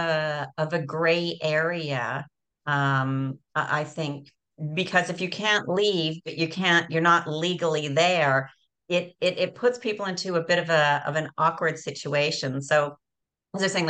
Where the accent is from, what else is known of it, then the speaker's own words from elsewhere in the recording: Canada; moved away as an adult; also born or lived in Costa Rica; as we say in Canada